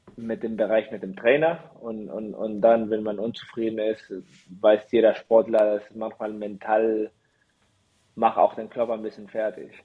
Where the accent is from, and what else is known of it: Chile; born or raised there; moved away as an adult; also born or lived in Mexico / Germany; now in Düren, Germany